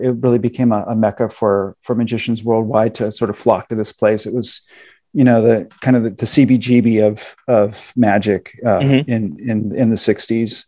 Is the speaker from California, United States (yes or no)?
yes; Los Angeles, California, United States; I live and I'm from Los Angeles